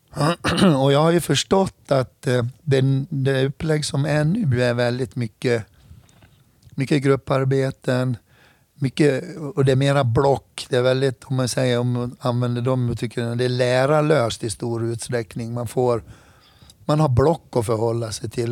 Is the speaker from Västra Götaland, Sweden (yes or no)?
no; Hedemora, Dalarna County, Sweden; Jag är född och uppvuxen i Hedemora